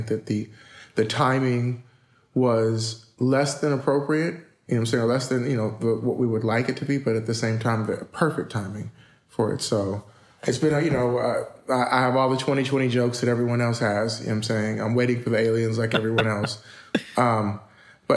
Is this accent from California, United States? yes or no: yes; Inglewood, California, United States; also born or lived in Pacoima, California; I was born in Pacoima, California, moved to Inglewood